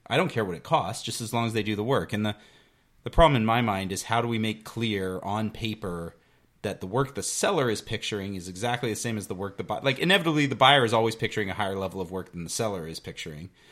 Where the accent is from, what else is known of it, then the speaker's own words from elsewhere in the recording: New Westminster, British Columbia, Canada; growing up in New West